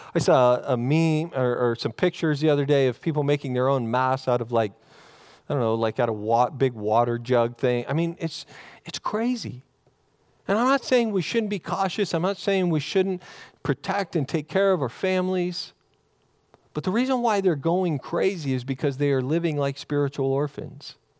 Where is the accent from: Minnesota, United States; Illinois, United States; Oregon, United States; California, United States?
Oregon, United States; growing up in Oregon